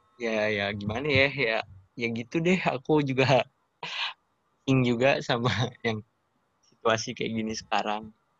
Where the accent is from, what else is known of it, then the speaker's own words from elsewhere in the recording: Jakarta, Indonesia; moved away as an adult; now in Jatinangor, Indonesia; aku dari Jakarta